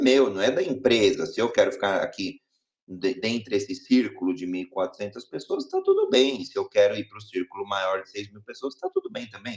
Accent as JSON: {"language": "Portuguese", "country": "Brazil", "said": "sou brasileiro"}